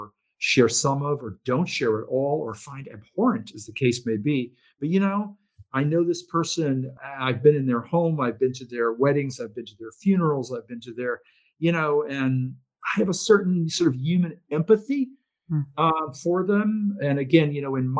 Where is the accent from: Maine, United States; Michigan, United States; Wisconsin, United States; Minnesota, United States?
Maine, United States; moved away; we had a minister in my hometown in Maine